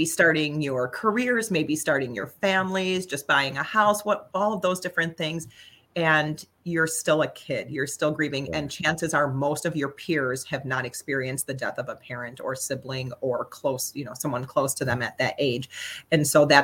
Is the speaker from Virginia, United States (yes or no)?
no; St. Joseph, Michigan, United States; also born or lived in Chicago; now in Lansing, United States; I was born in Chicago, grew up in Southwest Michigan here in St. Joe, and then moved to the Lansing area to go to Michigan State University